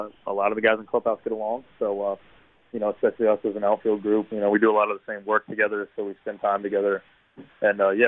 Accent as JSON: {"language": "English", "town": "Hampton", "region": "Virginia", "country": "United States", "accent": "Virginia drawl", "said": "I'm from Hampton, Virginia."}